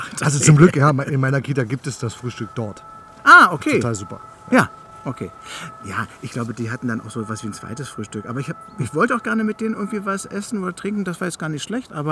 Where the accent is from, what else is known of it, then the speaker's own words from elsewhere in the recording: the East, East Germany, Germany; Ich bin ja sozusagen im Osten